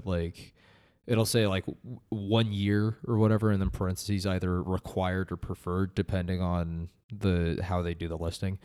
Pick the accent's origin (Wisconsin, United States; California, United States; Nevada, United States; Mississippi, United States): Nevada, United States; Las Vegas; also born or lived in Reno, Nevada; moved back down to my hometown of Las Vegas